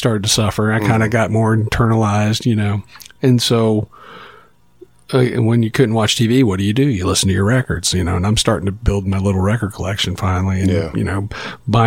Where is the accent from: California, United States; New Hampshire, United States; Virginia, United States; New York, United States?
Virginia, United States; Roanoke and Chesapeake; my mom remarried and we moved away from Roanoke to Chesapeake, Virginia, which is just outside of Norfolk